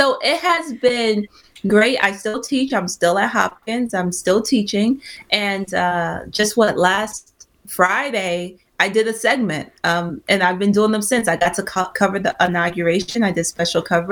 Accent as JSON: {"language": "English", "country": "Nigeria", "said": "I'm Nigerian"}